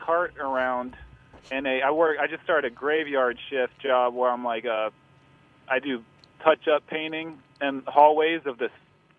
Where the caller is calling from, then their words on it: Brooklyn, New York, United States; Bed-Stuy, Brooklyn.